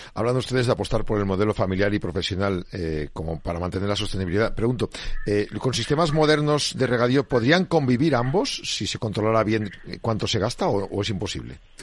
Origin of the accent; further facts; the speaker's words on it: Burgos, Castile and León, Spain; Burgos. Es que venís a mi tierra